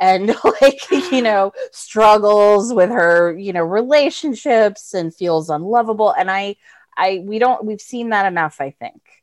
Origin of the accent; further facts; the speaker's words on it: Florida, United States; moved away as an adult; also born or lived in Massachusetts; now in New York, United States; I'm from Florida originally